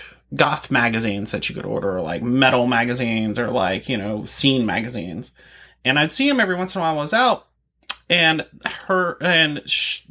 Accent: Macon, Georgia, United States; my hometown Macon

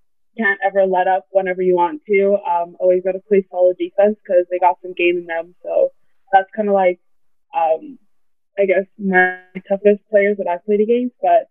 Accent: Canada; even though I'm from Canada and you're from the U.S. and you guys are presumed to be better at basketball

